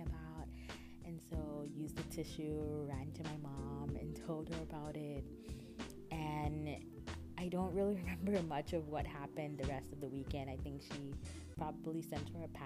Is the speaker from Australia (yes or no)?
no; Calabar, Cross River, Nigeria; I grew up in Calabar, in a city in Nigeria